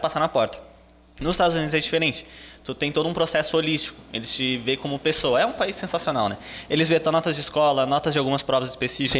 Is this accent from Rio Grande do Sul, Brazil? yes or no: yes; Rio Grande do Sul, Brazil; eu sou do Rio Grande do Sul